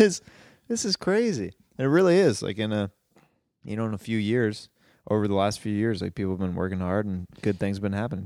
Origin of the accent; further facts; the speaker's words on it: Kansas City, Missouri, United States; Kansas City, my hometown